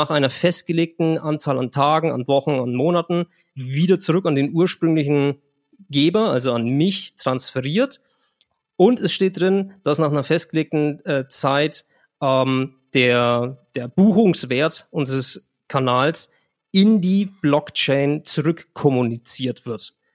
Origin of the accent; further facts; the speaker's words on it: Germany; Ich habe es vorhin getestet, wenn ich als Deutscher von hier nach El Salvador was äh, schicken möchte, zahle ich äh, 1,90 Euro.